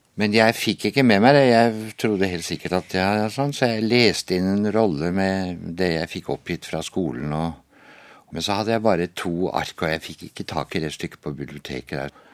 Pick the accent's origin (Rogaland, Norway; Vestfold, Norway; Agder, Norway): Agder, Norway; Flekkefjord; moved away; Jeg kommer fra Flekkefjord. Og der eh, vokste jeg jo opp i en eh, flott familie